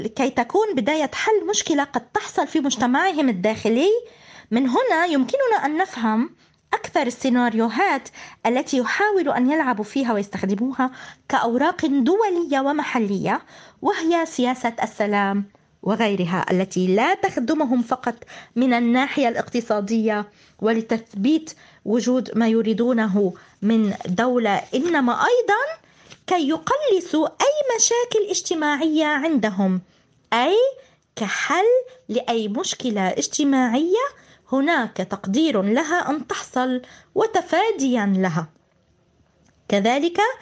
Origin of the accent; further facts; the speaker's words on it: Palestine; accent: Palestinian; نقول في العامية في لهجتنا الفلسطينية